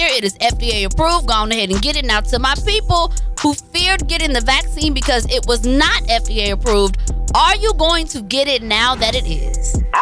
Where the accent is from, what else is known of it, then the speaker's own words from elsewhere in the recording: Tigray, Ethiopia; Like y'all know, I am from Tigray